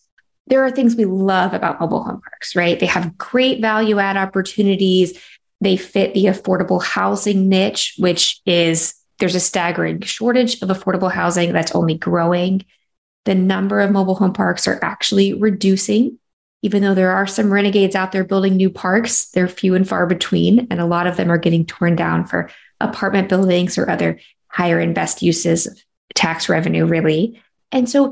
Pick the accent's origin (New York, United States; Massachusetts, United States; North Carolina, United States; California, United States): North Carolina, United States; moved away; I'm from North Carolina